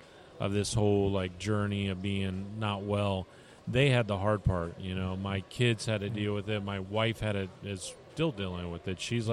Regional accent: Tampa, Florida, United States; I'm from Tampa.

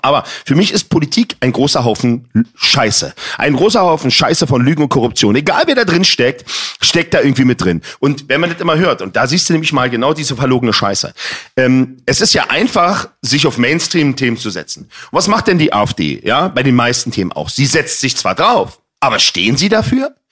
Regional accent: Berlin, Germany; Ich bin in Neukölln groß geworden

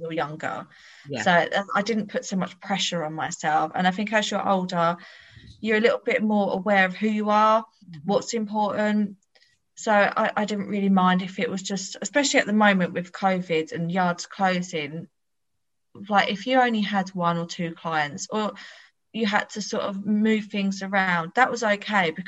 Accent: Bedfordshire, East of England, United Kingdom; I'm 36. I'm from Bedfordshire

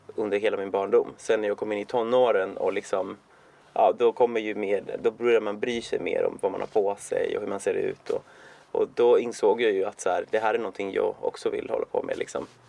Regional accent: Cuba; now in Sweden; jag är från Kuba ursprungligen

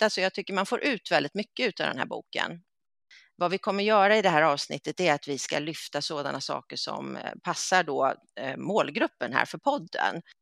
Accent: Sweden; som svensk så brukar man ju börja med sina yrkestitlar.

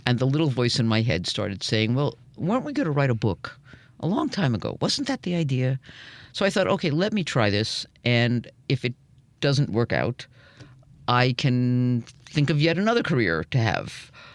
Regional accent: New York, United States; I grew up in New York

